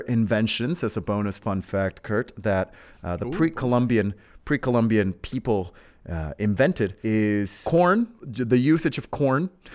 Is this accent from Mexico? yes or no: yes; Mexico; I am from uh, a a very mysterious exotic land known as Mexico